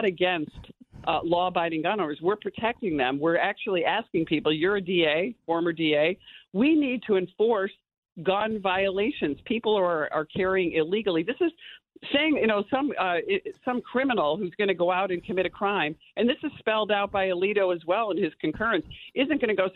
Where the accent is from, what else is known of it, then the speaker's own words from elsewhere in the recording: New York, United States; as a New Yorker, I live in rural upstate New York